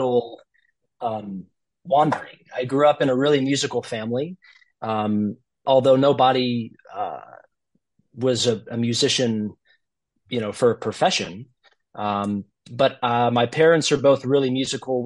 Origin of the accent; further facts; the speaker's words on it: Gulf Shores, Alabama, United States; moved away as an adult; also born or lived in Westchester, New York; now in New Jersey, United States; Growing up in Gulf Shores, I didn't really have a ton of exposure outside of playing in the youth orchestra